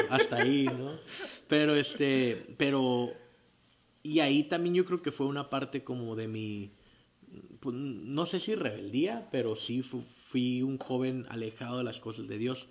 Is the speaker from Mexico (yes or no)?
yes; Tijuana, Baja California, Mexico; Yo soy aquí de Tijuana, Baja California. Nací en el 29 de diciembre de 1987